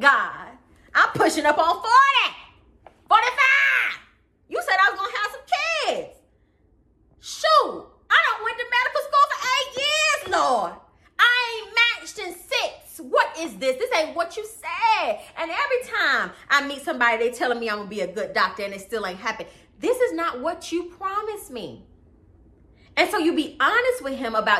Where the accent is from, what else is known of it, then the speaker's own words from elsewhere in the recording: Atlanta, Georgia, United States; I grew up in Atlanta, right? On the south side of Atlanta, right? Okay, in Fayette County to be exact